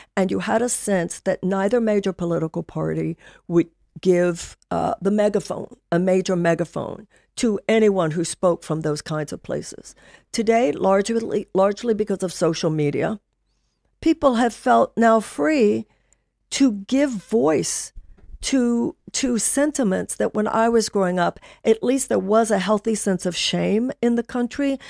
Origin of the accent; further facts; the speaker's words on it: Houston, Texas, United States; I grew up in Texas. I grew up in Houston